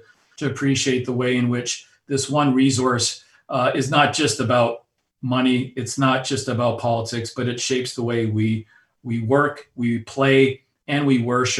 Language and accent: English; Alberta, Canada; my own personal background, growing up in Alberta, Canada, on the oil patch